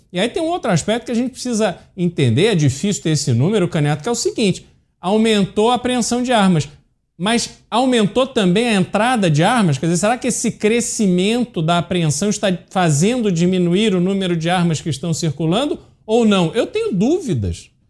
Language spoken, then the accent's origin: Portuguese; Rio de Janeiro, Brazil; now in São Paulo, Brazil; eu cresci no Rio de Janeiro, vim para São Paulo, a, enfim, passei mais tempo em São Paulo do que no Rio de Janeiro, mas cresci lá